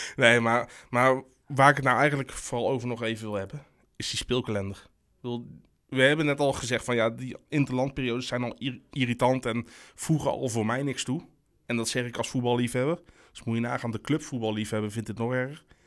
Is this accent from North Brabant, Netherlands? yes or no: yes; North Brabant, Netherlands; ik ben een Brabander